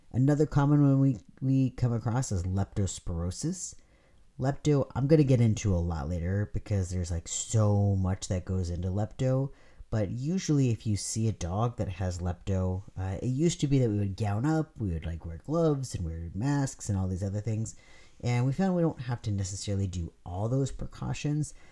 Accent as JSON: {"language": "English", "region": "California", "country": "United States", "moved": "yes", "said": "I'm from California"}